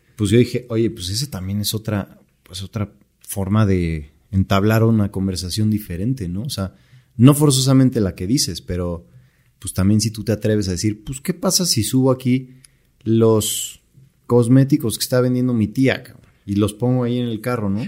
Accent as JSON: {"language": "Spanish", "country": "Mexico"}